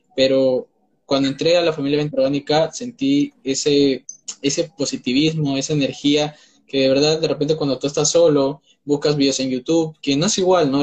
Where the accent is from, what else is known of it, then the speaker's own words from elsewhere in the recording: Peru; tengo 19 años, soy de Perú